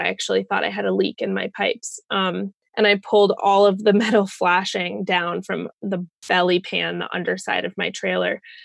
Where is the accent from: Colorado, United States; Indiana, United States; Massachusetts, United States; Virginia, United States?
Colorado, United States; moved away as an adult; also born or lived in Bellingham, Washington; I am from Colorado, um, but I was living in Bellingham, Washington